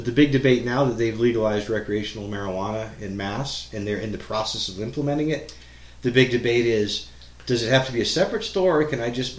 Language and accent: English; Boston, Massachusetts, United States; being Irish, you know, Boston Irish here